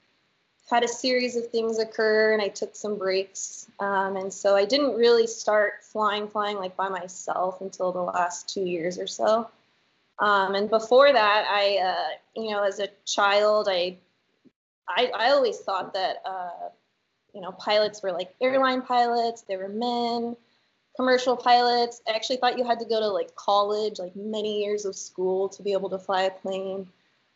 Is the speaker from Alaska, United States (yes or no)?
yes; Anchorage, Alaska, United States; also born or lived in California; now in Soldotna, United States; I grew up in Anchorage. And I live in Soldotna now.